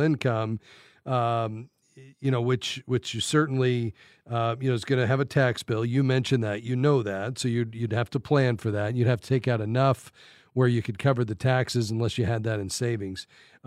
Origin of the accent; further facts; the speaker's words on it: Fort Lauderdale, Florida, United States; moved away; I grew up in Fort Lauderdale